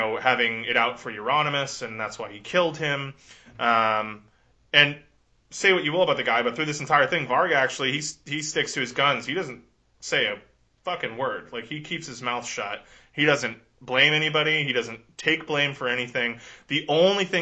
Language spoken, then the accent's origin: English; United States; growing up in America, you know, we know there's gun people around.